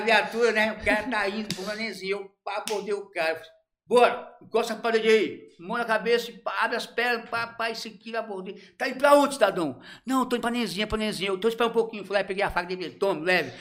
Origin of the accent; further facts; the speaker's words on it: Ceará, Brazil; now in Araguaína, Brazil; sou cearense, não tem nem como dizer que não é